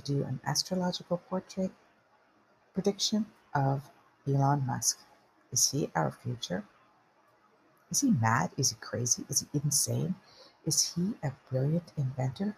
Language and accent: English; Canada; I'm Canadian